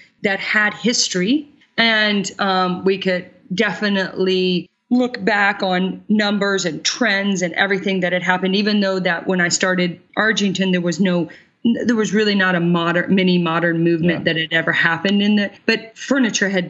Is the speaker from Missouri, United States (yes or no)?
yes; Kansas City, Missouri, United States; moved away as an adult; also born or lived in Brooklyn, New York; now in New York, United States; I'm 100% and was born and raised in Kansas City, Missouri, but my feet landed here 17 years ago in Brooklyn